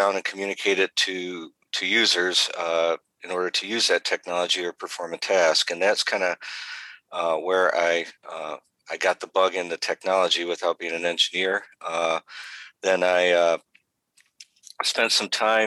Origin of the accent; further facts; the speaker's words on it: Detroit, Michigan, United States; I've pretty much been born and raised in Michigan my whole life, the Metro Detroit area